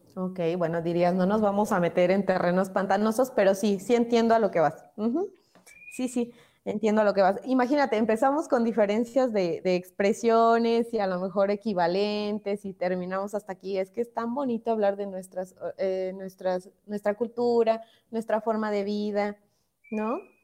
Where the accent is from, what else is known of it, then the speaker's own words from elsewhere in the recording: Mexico; en muchos lugares fuera de México nos ven y nos distinguen